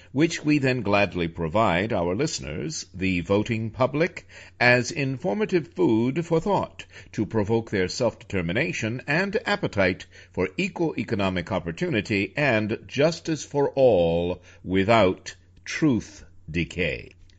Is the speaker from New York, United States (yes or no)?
yes; New York, United States; I am a director from New York